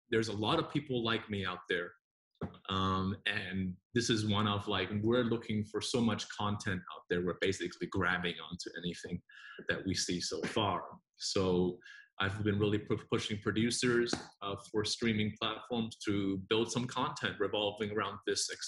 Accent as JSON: {"language": "English", "country": "Singapore", "tie": "born or raised there", "also_born_or_lived": "Taiwan / New Zealand / United States", "moved": "yes", "lives_now": "Hong Kong", "said": "I grew up in Singapore and then New Zealand. Uh, spent a lot of time over in the States, went back to New Zealand, and now I live in Hong Kong where I have been for nine years."}